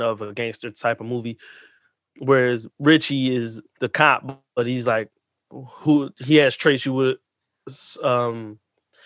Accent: Philadelphia, Pennsylvania, United States; I grew up in Kensington.

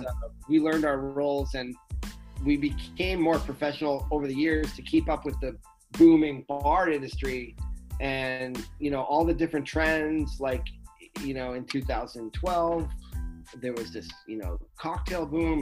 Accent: United States; also born or lived in Rhode Island; I grew up in Massachusetts and Rhode Island, so I was close to home

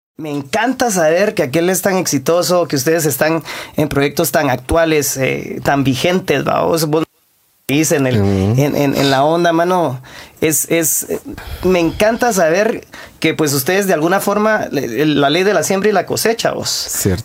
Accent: Guatemala; somos hipersensibles los guatemaltecos

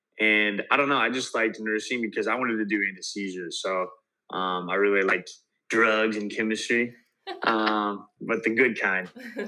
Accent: Paris, Illinois, United States; now in Miami, United States; I grew up in a little small town. It's called Paris, Illinois.

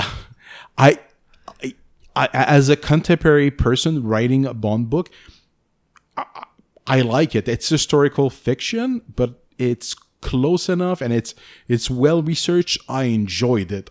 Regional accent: Canada; accent: French-Canadian; English is a second language; I'm French Canadian

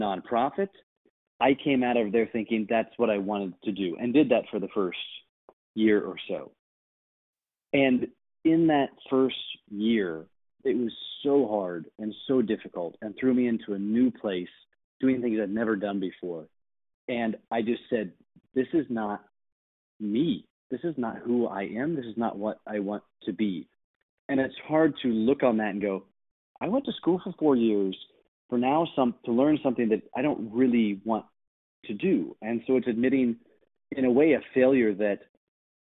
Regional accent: Missouri, United States; moved away as an adult; also born or lived in Washington, District of Columbia, United States / Washington State / California / New York City; I'm going to move back to my hometown for 9 months

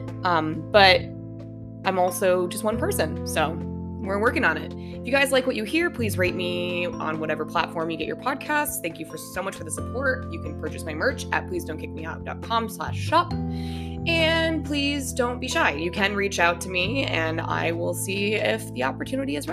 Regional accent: Denver, Colorado, United States; We are both from Denver

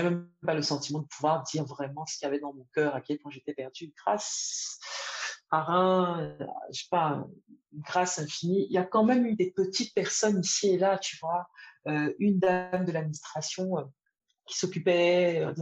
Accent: Côte d’Ivoire; moved away; Je venais d'une Côte d'Ivoire où, à l'époque, on rentrait encore à midi, manger à la maison et faire la sieste.

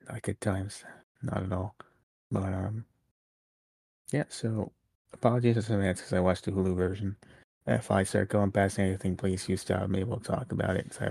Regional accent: New York City, New York, United States; Came from Brooklyn, New York. Always a fun crowd. It's my hometown.

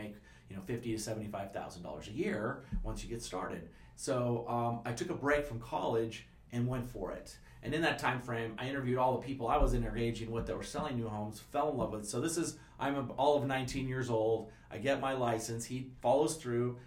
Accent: San Clemente, California, United States; also born or lived in East Los Angeles; I moved to San Clemente when I was about 4.5 years old and grew up there ever since

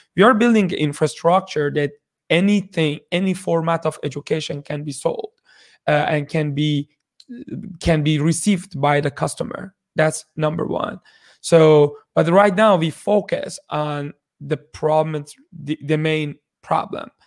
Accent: Iran; moved away as an adult; also born or lived in Shiraz, Iran; now in Kitchener-Waterloo, Canada; I, I was born in Iran 33 years ago.

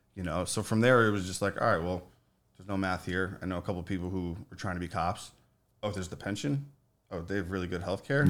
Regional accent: Morris County, New Jersey, United States; I grew up in Morris County, New Jersey.

